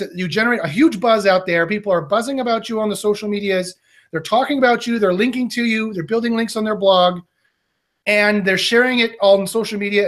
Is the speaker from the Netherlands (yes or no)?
no; Canada; I'm Canadian